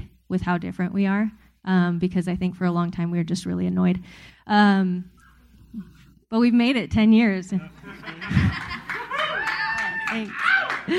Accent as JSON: {"language": "English", "region": "Southern California", "country": "United States", "tie": "born or raised there", "said": "I grew up in Southern California"}